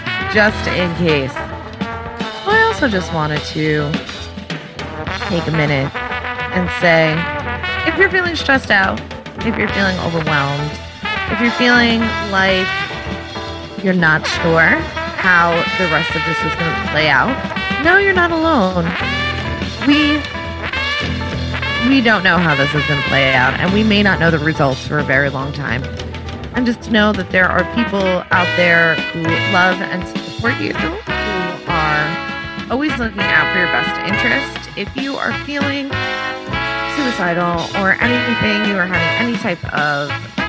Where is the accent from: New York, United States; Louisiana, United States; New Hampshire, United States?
New York, United States; I grew up on Long Island. New York Congressional District 1 was my home turf.